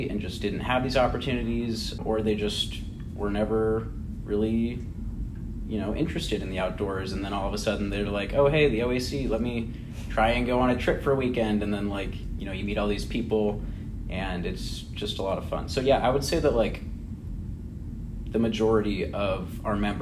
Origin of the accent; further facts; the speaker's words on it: Spokane, Washington, United States; moved away as an adult; now in Chicago, United States; So I have like roots here, but like my hometown is Spokane, Washington